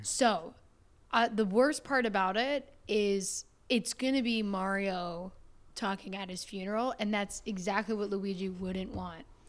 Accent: Canada; my home country

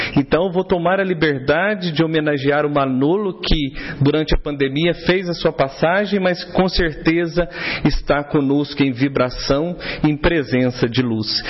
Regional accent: Três Corações, Minas Gerais, Brazil; ainda menino em Três Corações, minha cidade natal, na minha infância

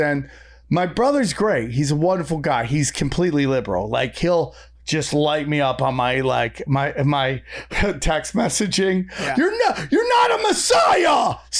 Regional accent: Syracuse, New York, United States; it's my hometown, is the market big enough to sustain? Because where is this? Upstate New York.

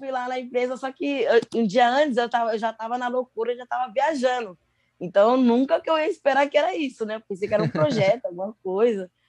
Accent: São Paulo, Brazil; Eu sou de São Paulo, Zona Leste. Jardim

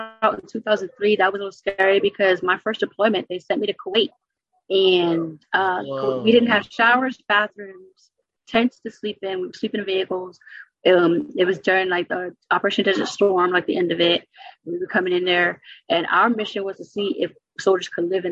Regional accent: New York City, New York, United States; moved away as an adult; now in El Paso, United States; I am originally from Brooklyn, New York. And, wow. Yes, I'm a native New Yorker

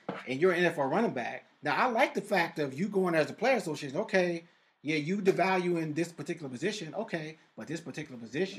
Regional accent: Louisville, Kentucky, United States; I'm from Louisville.

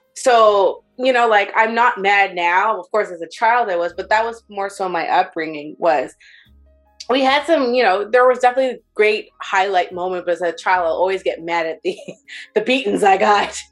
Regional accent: Montreal, Quebec, Canada; I'm Canadian, born and raised

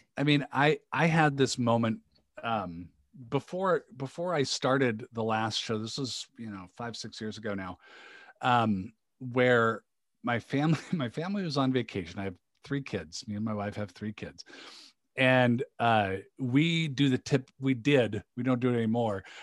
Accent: Seattle, Washington, United States; moved away; I grew up in the Seattle area

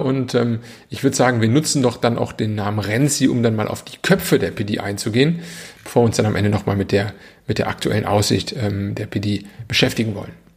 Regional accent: Germany; Bei uns in Deutschland

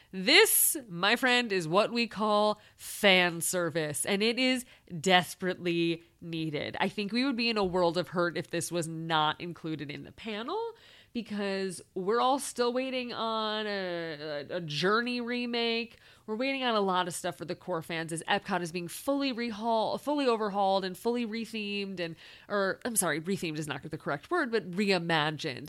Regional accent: Chicago, Illinois, United States; moved away; as a Chicagoan

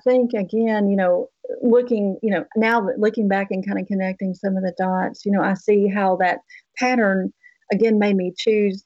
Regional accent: Tennessee, United States; accent: Southern; moved away; I came from Tennessee. And obviously they're very Southern still. You can kind of hear some of the accent still left in my voice. I grew up on a farm, actually

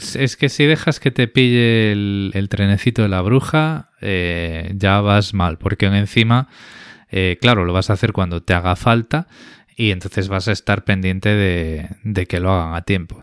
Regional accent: Spain; moved away as an adult; now in Australia; conservando la española

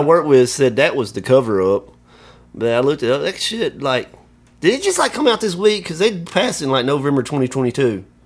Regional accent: Alabama, United States; I'm from Alabama.

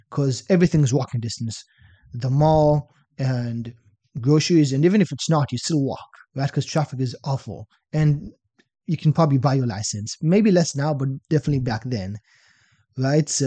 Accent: Shenzhen, Guangdong, China; Was it? Uh, Shenzhen. It's like by Hong Kong, 40 million people.

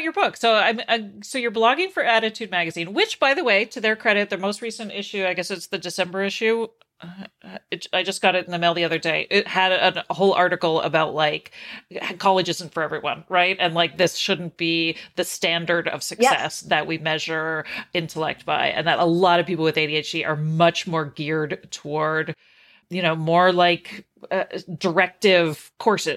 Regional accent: Canada; I was raised in Canada

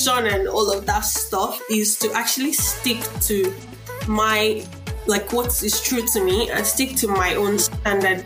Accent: Nigeria; moved away as an adult; now in Australia; I'm coming from Africa to a Western culture

